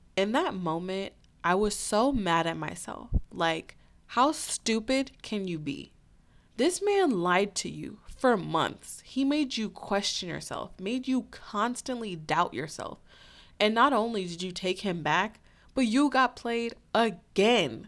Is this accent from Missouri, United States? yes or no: yes; St. Louis, Missouri, United States; my hometown of Saint Louis